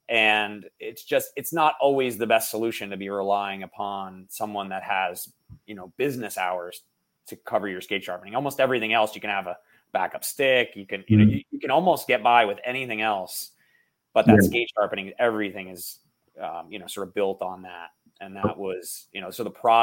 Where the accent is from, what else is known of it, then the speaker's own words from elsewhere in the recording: New Jersey, United States; also born or lived in Bay Area; now in Boston, United States; I grew up in New Jersey.